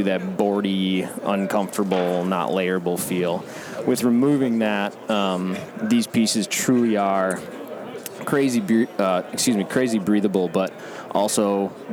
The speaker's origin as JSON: {"language": "English", "region": "Midwest", "country": "United States", "tie": "born or raised there", "said": "I grew up in the Midwest"}